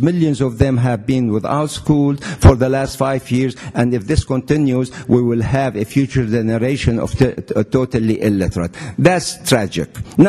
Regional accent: Syria; English is a second language; I came from Syria, all the way from Syria here, and I deserve a few more minutes.

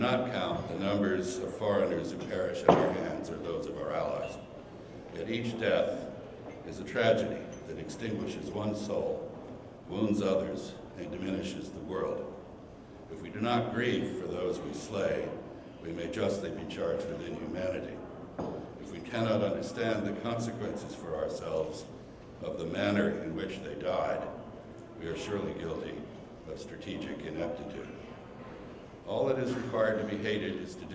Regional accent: United States; as an American

